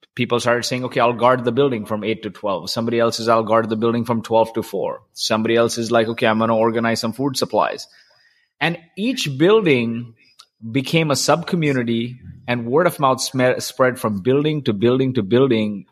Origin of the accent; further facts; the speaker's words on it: Kuwait; I grew up in Kuwait